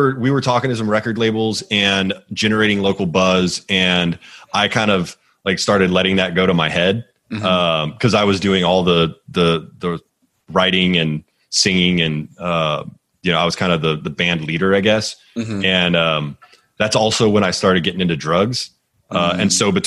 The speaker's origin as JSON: {"language": "English", "town": "Houston", "region": "Texas", "country": "United States", "tie": "born or raised there", "also_born_or_lived": "Northeast United States", "moved": "yes", "said": "I grew up in Houston"}